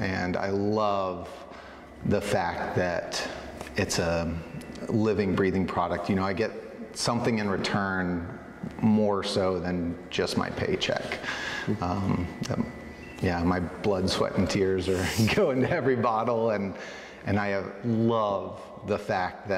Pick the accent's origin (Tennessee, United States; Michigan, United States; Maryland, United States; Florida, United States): Tennessee, United States; Chattanooga; moved away as an adult; also born or lived in Atlanta, Georgia / New Zealand / Santa Cruz, California; now in Oregon, United States; I'm from Chattanooga, Tennessee, so not exactly the heart of wine country